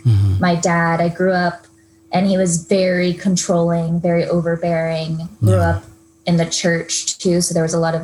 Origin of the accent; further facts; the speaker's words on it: Tallahassee, Florida, United States; now in San Diego, United States; grew up in Tallahassee, Florida